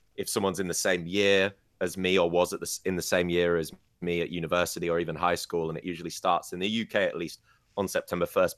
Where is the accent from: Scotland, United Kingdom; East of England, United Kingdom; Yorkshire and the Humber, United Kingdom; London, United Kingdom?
Yorkshire and the Humber, United Kingdom; Scarborough; now in Beijing, China; I'm from Scarborough, a small seaside town in the U K.